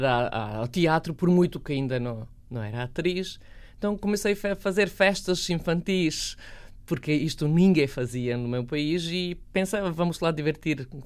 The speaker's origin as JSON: {"language": "Portuguese", "country": "Bosnia & Herzegovina", "tie": "born there", "also_born_or_lived": "Serbia", "said": "eu nasci na Bósnia, vivi na Sérvia e depois fui para Sarajevo viver com uma um croata que vivia em Sarajevo"}